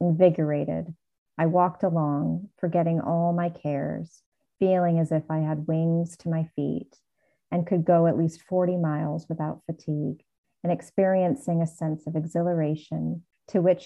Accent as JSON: {"language": "English", "country": "United States", "said": "I'm American"}